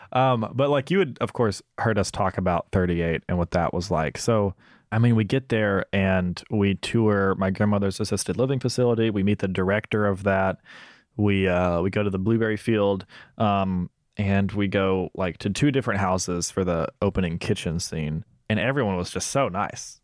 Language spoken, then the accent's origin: English; Senatobia, Mississippi, United States; moved away; my hometown of Senatobia in Mississippi